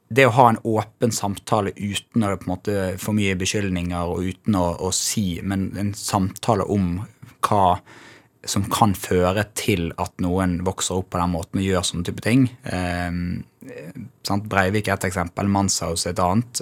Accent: Bergen, Vestland, Norway; also born or lived in Os; Jeg vokste opp i Bergen.

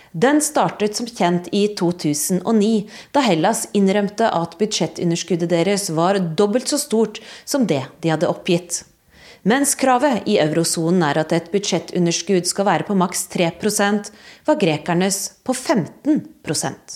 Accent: Norway; moved away as an adult; now in Berlin, Germany; jeg kommer fra Norge

